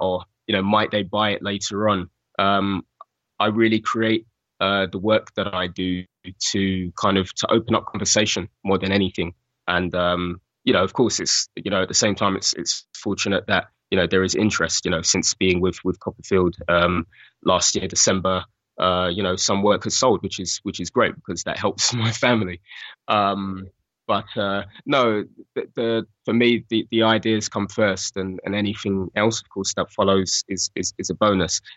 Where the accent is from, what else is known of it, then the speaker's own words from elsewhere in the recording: London, United Kingdom; I grew up in Bethnal Green